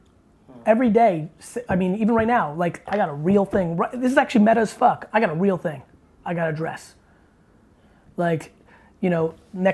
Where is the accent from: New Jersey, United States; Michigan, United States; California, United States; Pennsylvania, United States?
New Jersey, United States; also born or lived in Russia / Queens, New York; I really moved after I was 5 and moved to Jersey